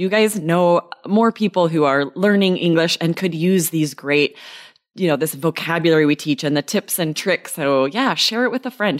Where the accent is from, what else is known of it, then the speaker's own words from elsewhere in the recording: Idaho, United States; now in Arizona, United States; where I grew up in Idaho, that doesn't exist.